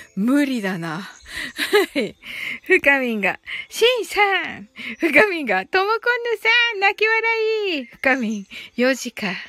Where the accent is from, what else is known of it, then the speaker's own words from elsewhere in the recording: Kyushu, Japan; 私、九州人なんで